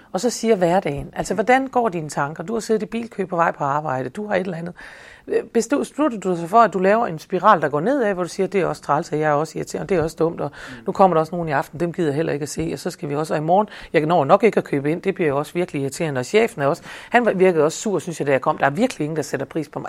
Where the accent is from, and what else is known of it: Denmark